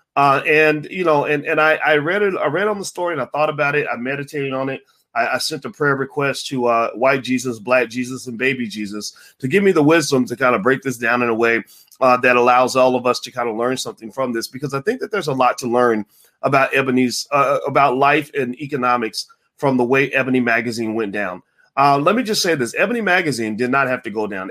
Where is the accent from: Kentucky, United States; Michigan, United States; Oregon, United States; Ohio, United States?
Kentucky, United States; Louisville; now in Chicago, United States; I live in Chicago, and two, I am from Louisville